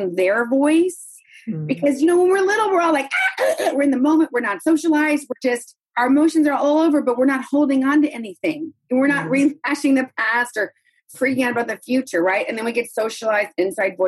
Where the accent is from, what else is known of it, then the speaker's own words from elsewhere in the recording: the South, United States; moved away; also born or lived in New York City; I came from the South. So I was sort of like Southern and sweet